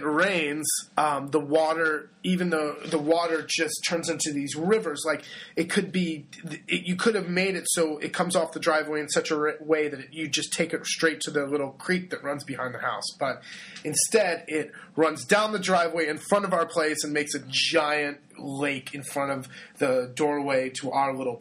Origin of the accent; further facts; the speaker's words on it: California, United States; moved away as an adult; now in Italy; I grew up in California